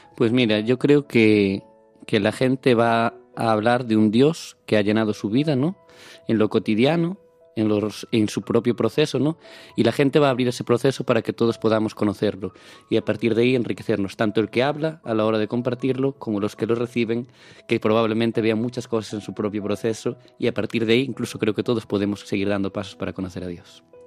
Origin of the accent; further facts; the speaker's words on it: Palas de Rei, Galicia, Spain; yo soy de Palas de Rey, un pueblecito en la provincia de Lugo